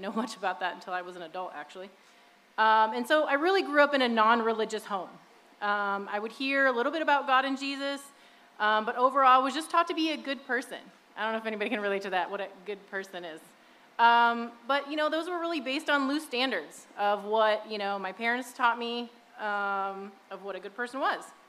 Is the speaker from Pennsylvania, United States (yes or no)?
no; Indiana, United States; also born or lived in Midwest; now in South Bay, United States; I was born and raised in the Midwest, and um, after my parents divorced, when I was about three or four years old, we moved to Indiana with my mom